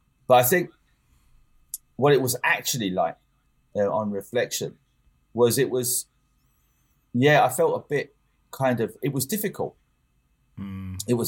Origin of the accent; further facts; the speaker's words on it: England, United Kingdom; moved away as an adult; being English